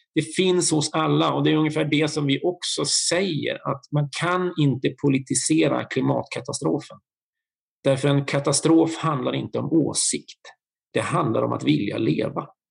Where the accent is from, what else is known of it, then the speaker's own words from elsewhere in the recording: Bergslagen, Sweden; Jag är en fyrabarnsfar från Bergslagen